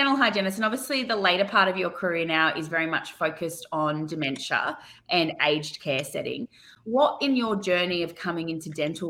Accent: Australia; And I'm your Australian host

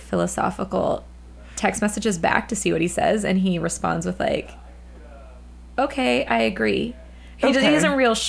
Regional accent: Colorado, United States; The Broncos are in the Super Bowl, my home state.

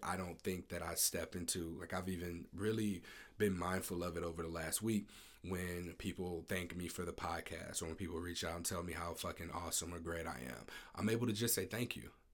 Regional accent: Ferguson, Missouri, United States; I'm from Ferguson, uh, I grew up in Ferguson, Missouri

